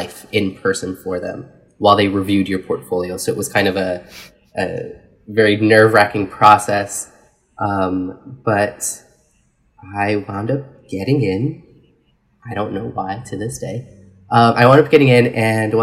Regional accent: New York City, New York, United States; now in Los Angeles, United States; I grew up in New York City, but I grew up on Staten Island, which is sort of the most far removed of the five boroughs.

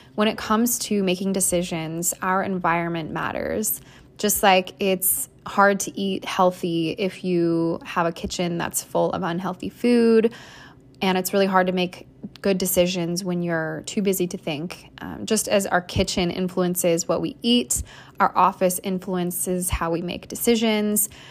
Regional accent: Iowa, United States; moved away as an adult; now in New York City, United States; grew up in a fairly small town in Iowa

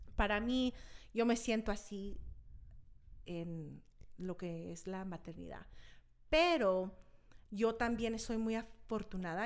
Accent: Park City, Utah, United States; also born or lived in California / Los Angeles; Aquí en Utah me crié, me crié en Park City, Utah. Nos mudamos aquí cuando tenía cinco años

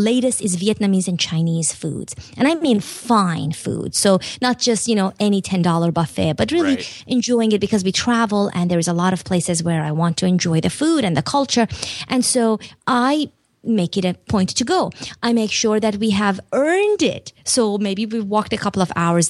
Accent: Iran; moved away; also born or lived in Turkey; I grew up in Iran and then Turkey

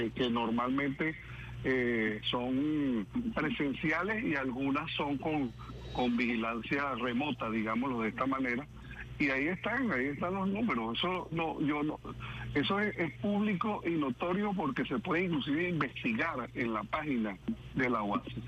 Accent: Venezuela; como venezolanos súper orgullosos

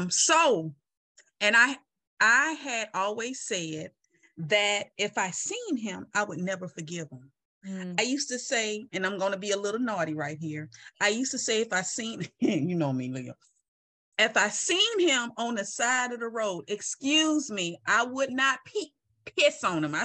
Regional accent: Mobile, Alabama, United States; I'm from Mobile, Alabama

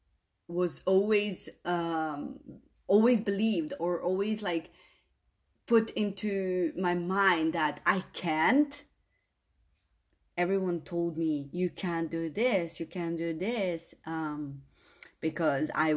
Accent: Slovenia; English is a second language; moved away; I didn't speak my language, my country language, good enough, because I am an immigrant daughter, and you know, Slovene was not my first language, but I needed to use it in school. But I was born to Bosnian parents

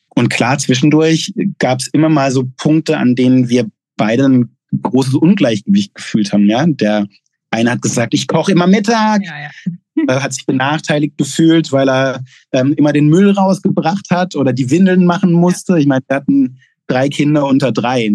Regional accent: Gaggenau, Baden-Württemberg, Germany; moved away as an adult; also born or lived in Pforzheim / Mexico / Chile / United States; ich bin in Gaggenau aufgewachsen, in der Nähe von Bühl

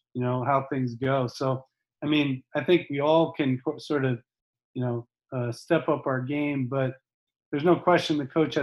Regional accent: United States

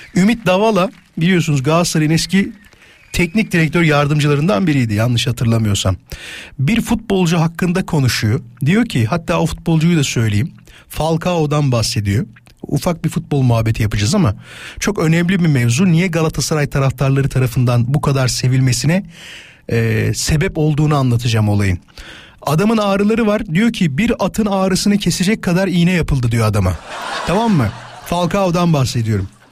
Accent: İzmit, Kocaeli, Turkey; moved away; Mustafa'nın torunu olarak tanıyorlar memleketimde. Yani İzmit'te Yarımca

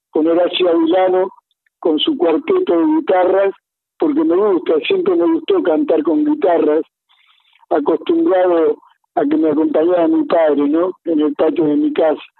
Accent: Argentina; en el convoy donde yo nací, ahí en Bustamante, entre Cabrillo y Gorriti, yo nací ahí

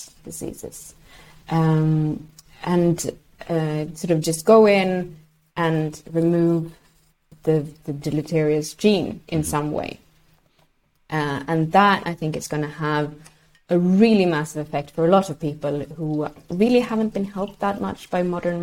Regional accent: Sweden; first language Swedish; English is a second language

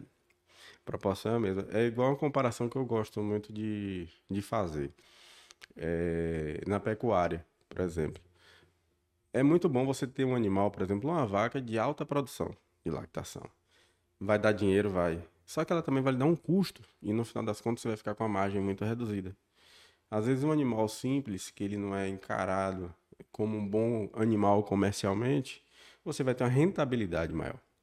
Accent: southern Bahia, Brazil; moved away as an adult; also born or lived in Salvador / Itajibá / Jequié / Luís Eduardo Magalhães; now in Barreiras, Brazil; nasci no sul da Bahia, nasci em Salvador, na verdade, fui criado no sul da Bahia

